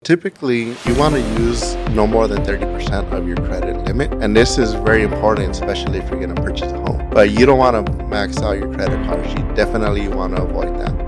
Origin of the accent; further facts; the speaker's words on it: Gardena, California, United States; moved away as an adult; I am from Gardena, California, uh, which is in Los Angeles County, and I lived there until I joined the military right after high school